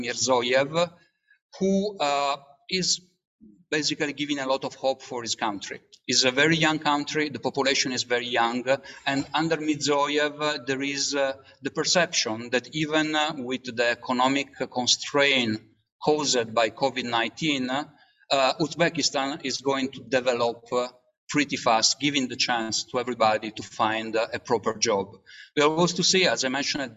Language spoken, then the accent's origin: English; Italy; I come from Italy